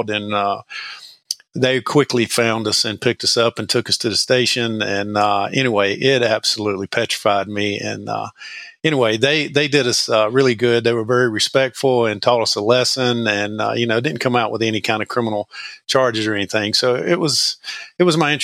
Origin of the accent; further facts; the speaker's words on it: Madison, North Carolina, United States; I grew up in Madison Med Ann, which is north central North Carolina